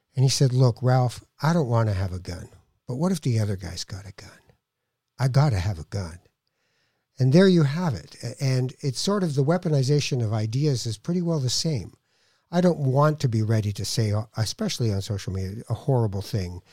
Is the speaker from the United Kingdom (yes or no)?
no; Canada; I'm Canadian